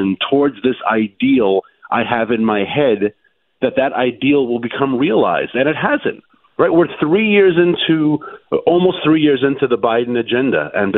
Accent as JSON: {"language": "English", "country": "Vietnam", "tie": "born there", "said": "and I was born in Vietnam"}